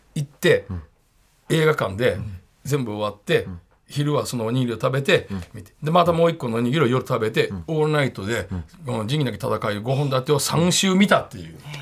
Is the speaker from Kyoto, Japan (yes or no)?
yes; Kyoto, Japan; moved away; 地元京都なんで